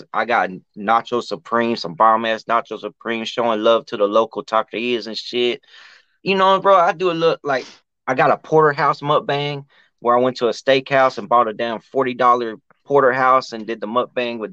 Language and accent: English; Dalton, Georgia, United States; I'm from Georgia, right? And I live this Georgia life out here